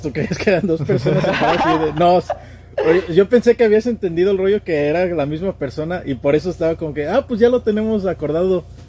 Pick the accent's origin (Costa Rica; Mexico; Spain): Mexico; State of Mexico; moved away as an adult; now in Houston, United States; nací yo aquí en Houston, Texas, pero desde muy pequeño me fui al Estado de México y de ahí estuve hasta apenas, pues casi toda mi niñez, adolescencia, infancia, eh, adultez